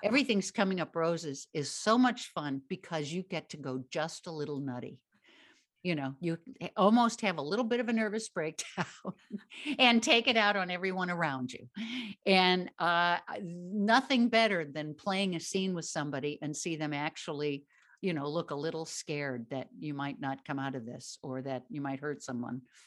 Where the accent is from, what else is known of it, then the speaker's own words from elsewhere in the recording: Midwest, United States; I grew up in the Midwest